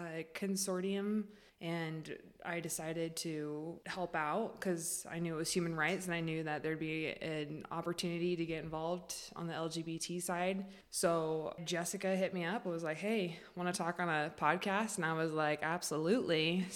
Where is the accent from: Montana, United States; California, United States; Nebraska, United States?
California, United States; born there; also born or lived in Oregon / Florida; now in Boise, United States; I was born in California, and then I moved to Oregon when my mom got remarried to my stepdad. And then we moved to Florida, where he worked for his brother. And then we did not enjoy Florida. We missed the Northwest.